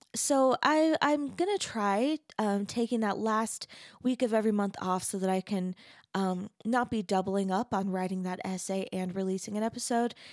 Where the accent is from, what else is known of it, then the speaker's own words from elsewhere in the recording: Arizona, United States; moved away as an adult; also born or lived in Texas; now in Salt Lake City, United States; I grew up in Arizona